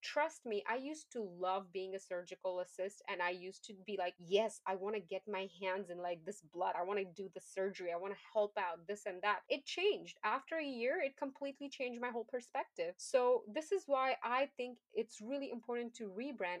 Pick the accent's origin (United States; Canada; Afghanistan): Afghanistan; English is a second language; moved away; I'm an immigrant. I come from Afghanistan. English is not my first language.